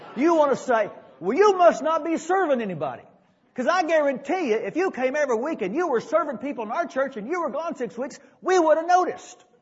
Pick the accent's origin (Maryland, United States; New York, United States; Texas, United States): Texas, United States; Dallas; the little church I grew up in South Dallas